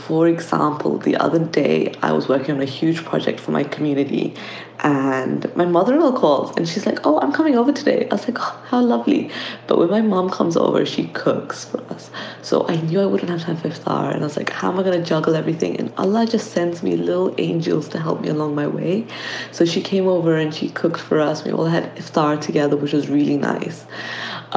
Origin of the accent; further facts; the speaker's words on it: London, United Kingdom; I'm from London.